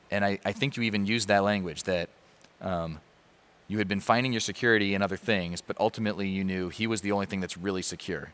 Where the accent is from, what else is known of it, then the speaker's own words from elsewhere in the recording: Chicago, Illinois, United States; I grew up around Chicago